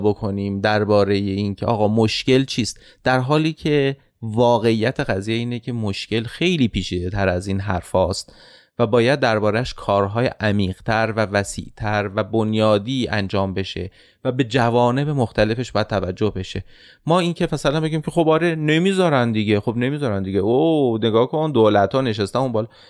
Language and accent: Persian; Iran; به عنوان یک ایرانی